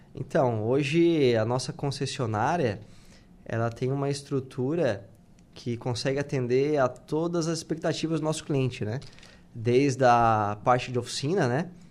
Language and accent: Portuguese; Tubarão, Santa Catarina, Brazil; moved away as an adult; eu sou de Tubarão